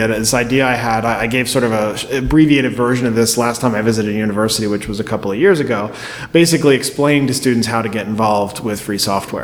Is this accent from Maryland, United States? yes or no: yes; Baltimore, Maryland, United States; I grew up in Baltimore area